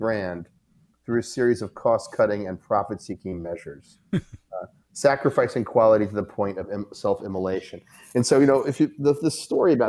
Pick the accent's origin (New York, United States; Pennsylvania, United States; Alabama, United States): New York, United States; I'm from New York.